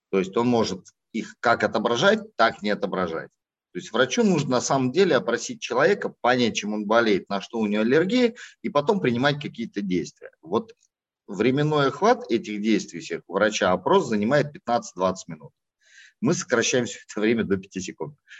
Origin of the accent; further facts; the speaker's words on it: Kazakhstan; now in Russia; я родился в Казахстане